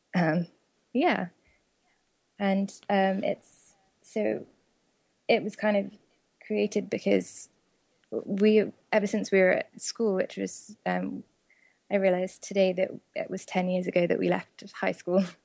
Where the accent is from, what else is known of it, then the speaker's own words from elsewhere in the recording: United Kingdom; moved away as an adult; also born or lived in Oxford; now in United States; my fellow countrymen